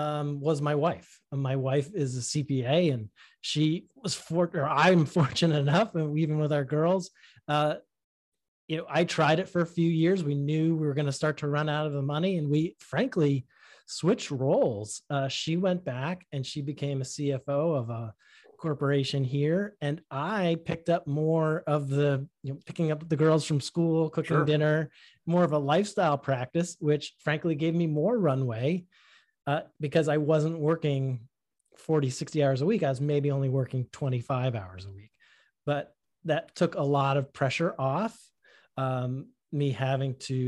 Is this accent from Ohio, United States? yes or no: no; Boston, Massachusetts, United States; accent: Boston; Yeah. If you grow up in Boston and you really listen to how your friends speak, if you have half a brain, you're going to learn how not to speak like that.